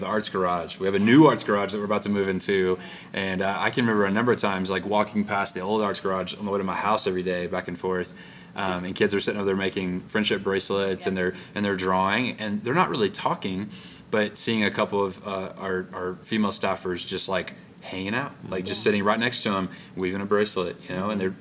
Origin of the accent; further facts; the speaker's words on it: Arkansas, United States; the camp I grew up at in Arkansas